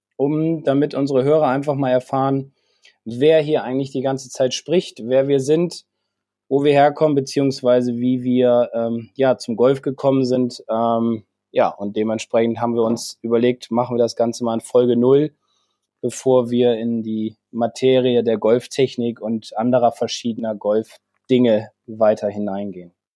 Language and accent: German; Bremen, Germany; also born or lived in Flesensee / Sieke; Ich bin gebürtiger Bremer